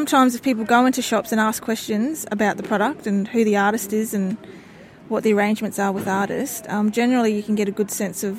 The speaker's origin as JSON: {"language": "English", "area": "North Stradbroke Island", "region": "Queensland", "country": "Australia", "said": "I'm from the Kornamooka people of Mendjeriba, also known as North Stradbroke Island, off the coast of Brisbane."}